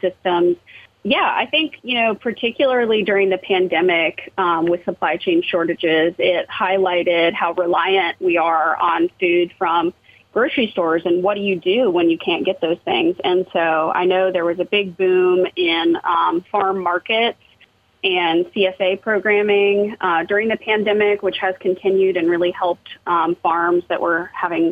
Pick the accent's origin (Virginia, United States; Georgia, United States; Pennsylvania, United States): Georgia, United States; Atlanta; I'm born and raised in Atlanta, and I still live there